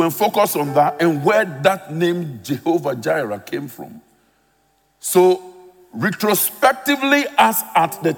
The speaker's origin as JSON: {"language": "English", "country": "Ghana", "tie": "born or raised there", "moved": "yes", "lives_now": "United Kingdom", "said": "I'm a Ghanaian by birth, living in the UK"}